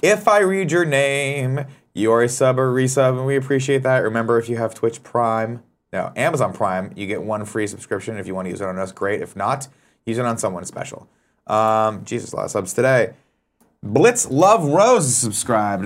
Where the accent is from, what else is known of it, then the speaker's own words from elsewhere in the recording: Riverside, California, United States; I'm from Riverside